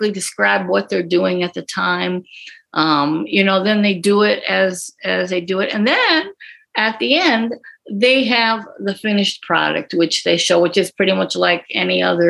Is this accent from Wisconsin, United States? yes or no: yes; Green Bay, Wisconsin, United States; I actually started in TV in high school in Green Bay, Wisconsin. I'm from Green Bay.